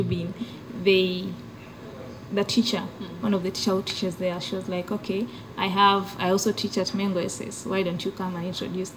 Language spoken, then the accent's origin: English; Kenya; now in Uganda; Originally, I'm from Kenya